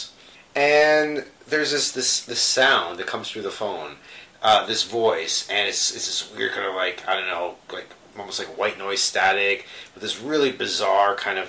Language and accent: English; Canada; we're Canadian